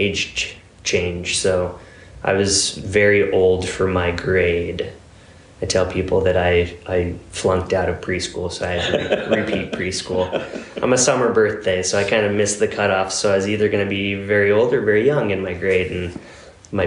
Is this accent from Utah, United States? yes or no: yes; Utah, United States; I grew up in Utah